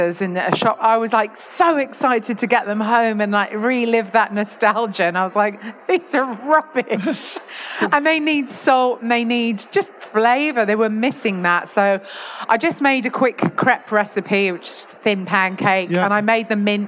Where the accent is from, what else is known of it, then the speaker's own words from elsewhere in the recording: London, United Kingdom; moved away as an adult; now in Yorkshire, United Kingdom; I was raised in London and only lived in London until about 2018